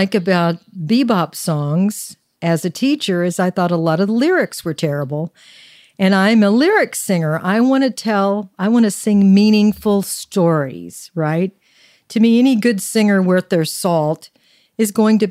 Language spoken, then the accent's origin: English; Arkansas, United States; I was born in Arkansas